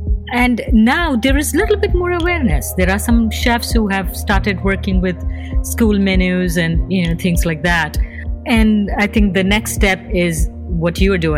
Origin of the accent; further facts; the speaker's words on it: India; now in Chicago, United States; And I was fresh from India those days.